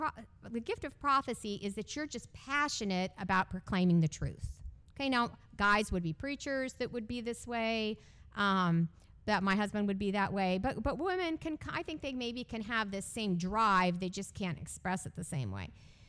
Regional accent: California, United States; born there; also born or lived in Texas / Illinois / Canada / Georgia; I was born in California. I moved constantly growing up. I lived four places: California, Texas, Illinois, Canada, Georgia, South Carolina.

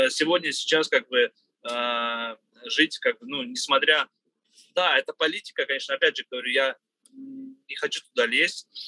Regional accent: Russia; мы живем в многонациональной стране России, да, я всю жизнь здесь живу, так же, как и азербайджанцы, и нас это не касается.

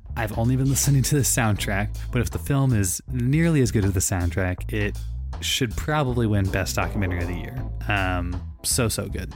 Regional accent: St. Louis, Missouri, United States; moved away; I'm from Saint Louis, Missouri, every time we were back in Saint Louis

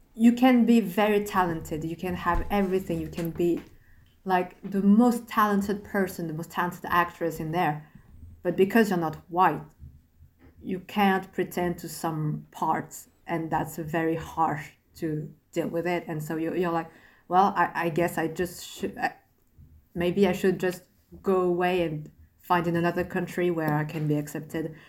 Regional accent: Asher, Île-de-France, France; English is a second language; I was born in France, grew up in France.

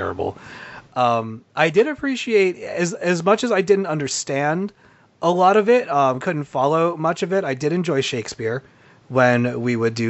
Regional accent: United States; my home country of America

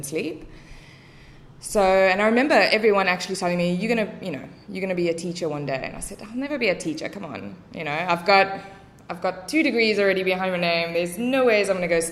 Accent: Cape Town, Western Cape, South Africa; accent: South African; moved away as an adult; now in Vietnam; if you can't tell by the accent yet, also South African. Grew up in Cape Town my whole life.

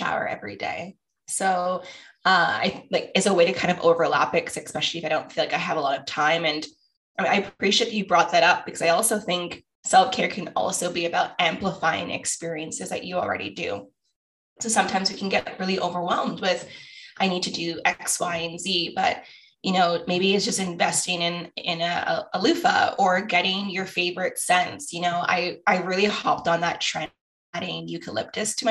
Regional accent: Toronto, Ontario, Canada; I grew up in Scarborough

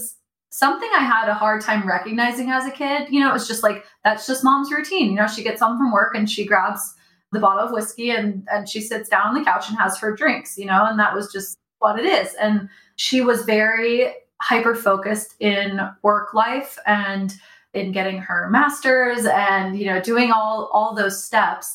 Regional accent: Dallas, Texas, United States; I was born in Dallas, Texas

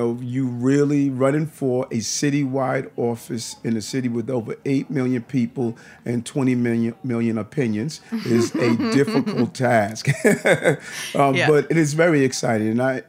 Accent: New York City, New York, United States; now in Brooklyn, United States; I grew up in Queens for a period of time. My mother's still there

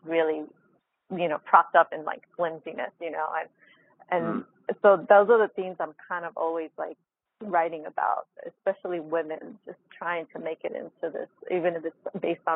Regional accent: New York City, New York, United States; moved away; I'm coming from the Bronx, and then I come out here

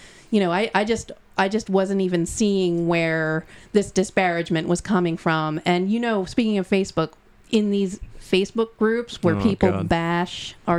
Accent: Lansdowne, Pennsylvania, United States; I'm what they call a Delco old head. I am from here. I'm from Lansdowne. I went to Prendy, right down the street.

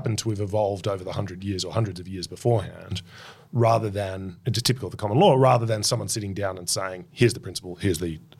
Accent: Queensland, Australia; we know no equal.

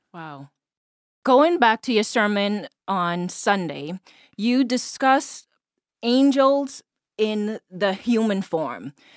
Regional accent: Bahamas; moved away as an adult; now in United States; I am originally from the Bahamas, born and raised. Um, I moved to the U S when I was about twenty-two.

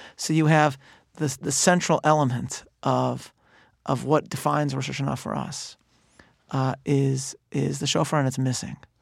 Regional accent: Chicago, Illinois, United States; I'm from Chicago

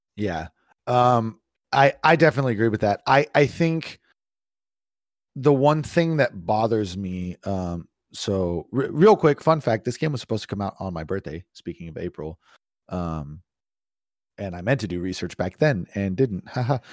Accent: East Bay, California, United States; moved away; when I lived in California, I was the the city I grew up in was traffic permitting 30 to 45 minutes to San Francisco

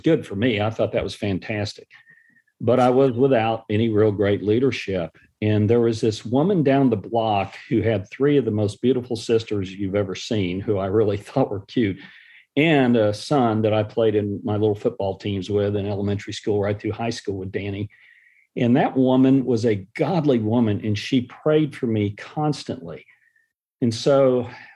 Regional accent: Dallas, Texas, United States; born or raised there; also born or lived in San Antonio, Texas

